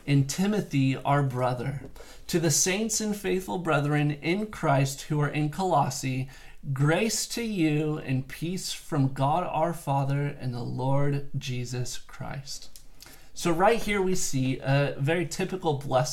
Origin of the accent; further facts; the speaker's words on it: South Bay Area, California, United States; also born or lived in Santa Barbara; now in Palos Verdes, United States; I am originally from the South Bay Area, and for two generations back, I've had family that have lived here in Palos Verdes